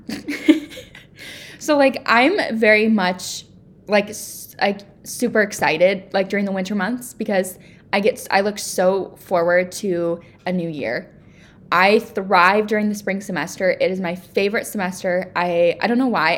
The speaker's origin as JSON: {"language": "English", "country": "United States", "said": "I love being an American"}